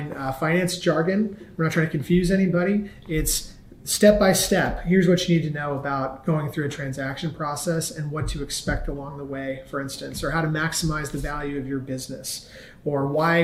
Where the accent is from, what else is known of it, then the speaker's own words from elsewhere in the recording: Cincinnati, Ohio, United States; moved away as an adult; I grew up in Cincinnati, Ohio, very much a Midwestern background, and lived there my entire life through the end of high school.